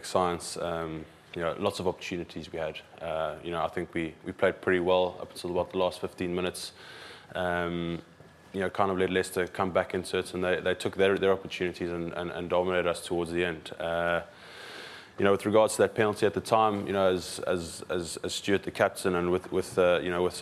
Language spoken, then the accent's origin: English; South Africa; now in England; as a South African